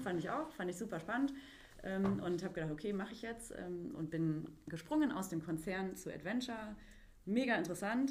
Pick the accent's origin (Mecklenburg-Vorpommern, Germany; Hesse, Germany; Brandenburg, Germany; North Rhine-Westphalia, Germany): North Rhine-Westphalia, Germany; Mülheim an der Ruhr; moved away as an adult; also born or lived in Gütersloh; now in Berlin, Germany; ich äh, stamme gebürtig aus Mülheim an der Ruhr